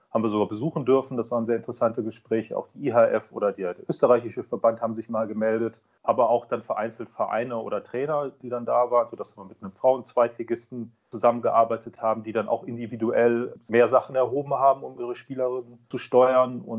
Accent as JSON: {"language": "German", "town": "Kiel", "region": "Schleswig-Holstein", "country": "Germany", "tie": "born there", "said": "Und ich bin gebürtiger Kieler, dann liegt der THW nahe."}